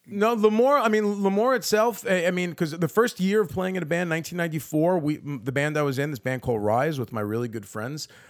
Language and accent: English; New York City, New York, United States; the Bergen Beach area that I grew up in was definitely, like, a, a, a very Italian neighborhood